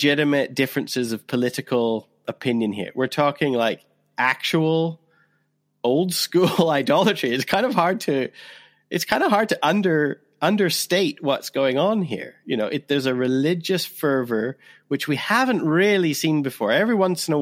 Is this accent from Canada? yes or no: yes; Canada; now in United Kingdom; you and I are both Canadian. I'm a Canadian who lives in Britain.